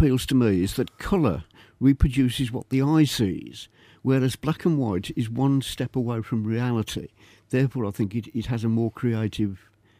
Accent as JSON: {"language": "English", "town": "Birmingham", "region": "West Midlands", "country": "United Kingdom", "tie": "born or raised there", "also_born_or_lived": "Leeds", "said": "Well, I was born in Leeds. Proud to be a true Yorkshireman, of course, but I was only there for 6 months. And father was a general practitioner. He had a practice in Quinton in Birmingham."}